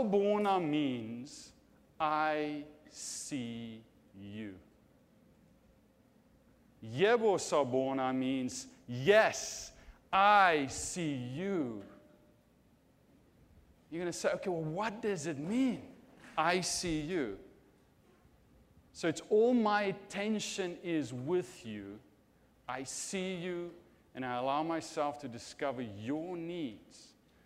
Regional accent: South Africa; moved away; I'm from South Africa

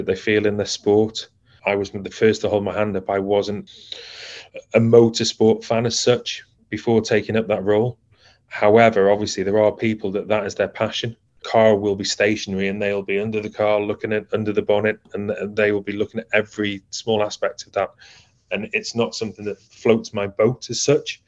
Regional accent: Colwyn Bay, Wales, United Kingdom; at Colwyn Bay when I was there as a youngster

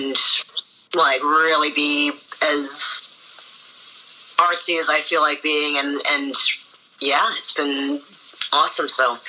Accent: Winnipeg, Manitoba, Canada; I am born and raised in Winnipeg, first generation Canadian.

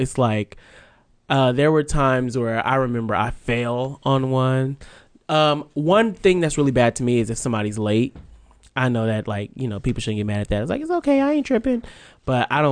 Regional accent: Vallejo, California, United States; my hometown of Vallejo

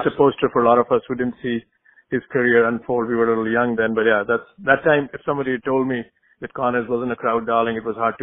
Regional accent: India; moved away; I grew up in India

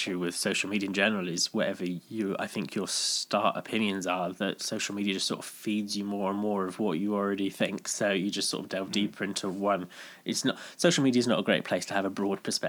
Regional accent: Bristol, South West England, United Kingdom; just growing up in Bristol, worked in retail

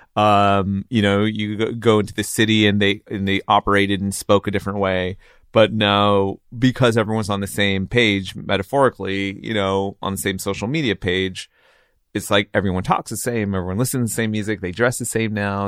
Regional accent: Riverside, California, United States; also born or lived in San Diego; now in Los Angeles, United States; I grew up in the suburbs of R-, Riverside and then San Diego, and I've been here in L A for twenty years now.

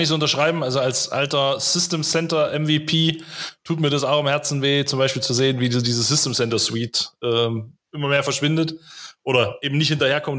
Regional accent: Weimar, Thuringia, Germany; ich komme ja hier aus Thüringen

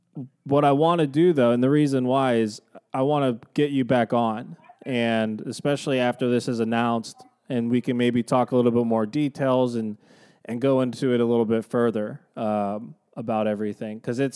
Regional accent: Youngstown, Cleveland, Northeast Ohio, United States; now in Columbus, United States; We're from Northeast Ohio, Youngstown, Cleveland, which is we consider one of the bocce meccas in the country

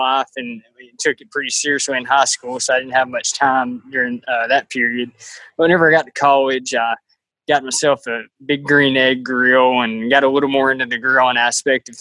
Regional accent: Dresden, Tennessee, United States; I'm from Dresden, so not far from Martin and not far from y'all at Discovery Park

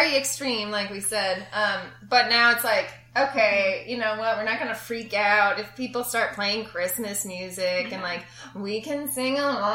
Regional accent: Brainerd, Minnesota, United States; moved away as an adult; also born or lived in Platteville, Wisconsin / Winona, Minnesota; now in Indianapolis, United States; I'm originally from Minnesota as well, from the beautiful town of Brainerd in central Minnesota.

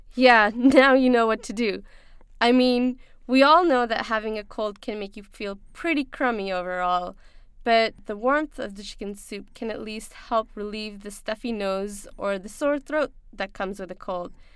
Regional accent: Pakistan; growing up in Pakistan, we had a similar home remedy

